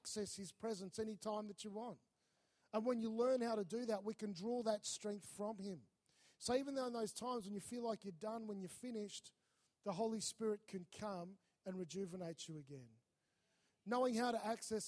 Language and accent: English; Melbourne, Victoria, Australia; moved away as an adult; also born or lived in North Queensland; I was from Melbourne